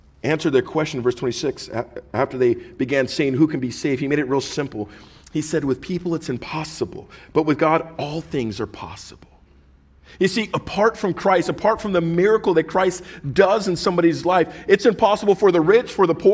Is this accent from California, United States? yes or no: yes; Orange County, California, United States; we were from, Orange County